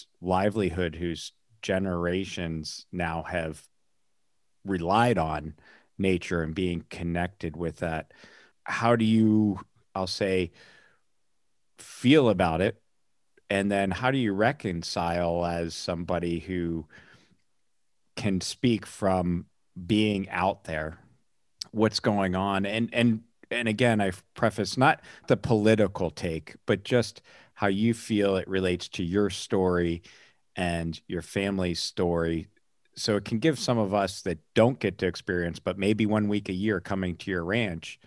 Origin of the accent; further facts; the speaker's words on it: north in Pennsylvania, United States; I grew up north in Pennsylvania